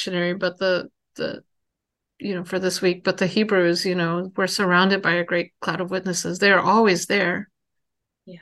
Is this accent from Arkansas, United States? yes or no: yes; Arkansas, United States; born or raised there